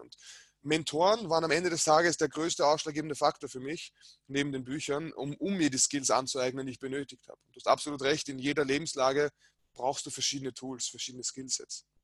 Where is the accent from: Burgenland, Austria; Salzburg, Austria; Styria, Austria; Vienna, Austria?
Vienna, Austria; ich bin in Wien geboren